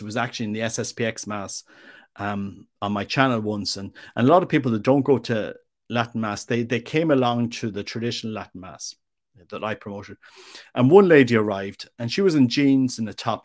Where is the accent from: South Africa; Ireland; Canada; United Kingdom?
Ireland; also born or lived in Mexico; as an Irishman